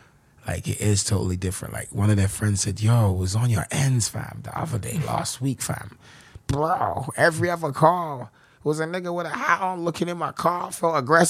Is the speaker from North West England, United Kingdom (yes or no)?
no; London, United Kingdom; accent: weird New York London; moved away as an adult; also born or lived in New York; Brixton, South London.